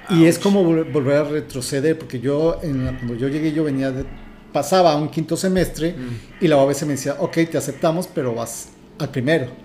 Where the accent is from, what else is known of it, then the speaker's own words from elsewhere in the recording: Mexico City, Mexico; now in Tijuana, Mexico; Mira, soy de la Ciudad de México, tengo 34 años viviendo aquí en la ciudad de Tijuana.